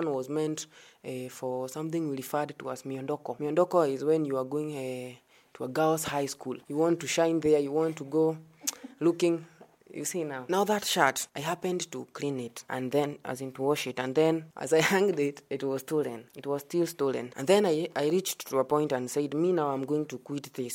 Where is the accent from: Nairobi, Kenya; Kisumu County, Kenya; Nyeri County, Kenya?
Nyeri County, Kenya; Karatina; moved away as an adult; now in Meru, Kenya; I'm from Nyeri, a place known as Karatina, and currently here at Meru University